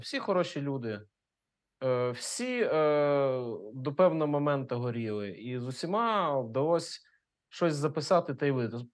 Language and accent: Ukrainian; Ukraine; first language Russian; Ukrainian is a second language; я з російськомовної родини українською вивчив тільки в першому класі школи